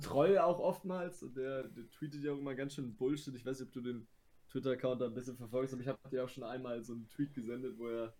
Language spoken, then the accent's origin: German; Germany; ich bin Deutscher